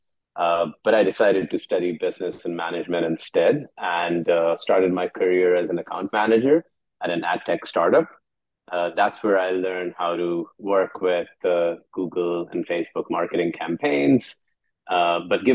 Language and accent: English; Karachi, Sindh, Pakistan; I'm from Karachi